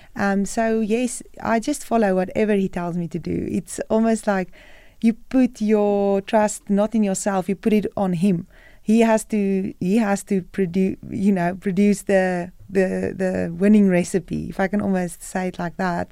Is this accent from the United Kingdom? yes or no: no; South Africa; moved away as an adult; I'm a South African